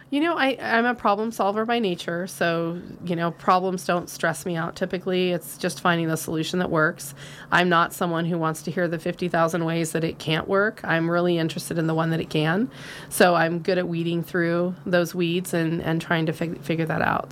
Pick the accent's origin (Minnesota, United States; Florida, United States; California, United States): California, United States; Nevada County; also born or lived in Penn Valley, California; I was born and raised here. Actually, the fourth generation of my family to live here.